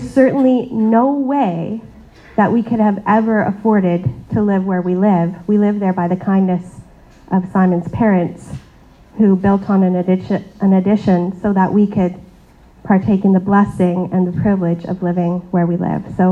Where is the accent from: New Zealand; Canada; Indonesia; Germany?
Canada; I was born in Canada. I have the privilege of being born in a pretty affluent country